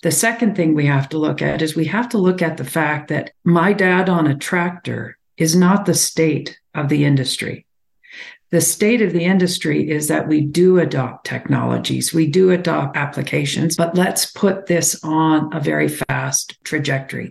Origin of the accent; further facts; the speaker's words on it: Alberta, Canada; I come from Alberta, so I have a perspective here